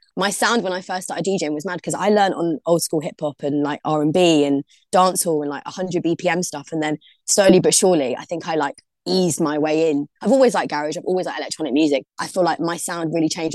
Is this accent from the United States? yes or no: no; London, United Kingdom; now in Liverpool, United Kingdom; I'm originally from London, from Brixton.